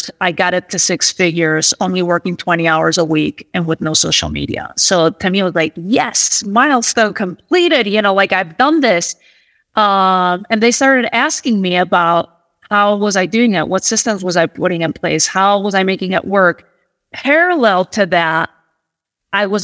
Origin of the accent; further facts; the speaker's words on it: Madrid, Community of Madrid, Spain; moved away as an adult; now in United States; Born and raised in Spain and Madrid, actually